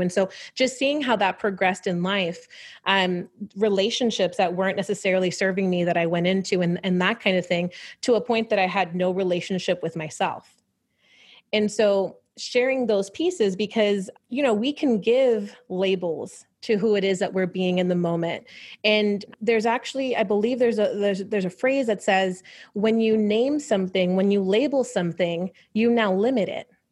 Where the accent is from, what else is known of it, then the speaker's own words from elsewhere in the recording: New York, United States; growing up in New York is, um, so I was raised by my grandparents